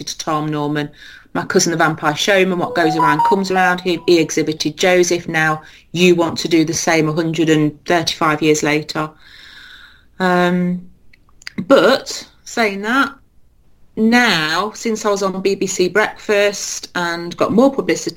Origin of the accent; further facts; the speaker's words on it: Leicester, East Midlands, United Kingdom; my hometown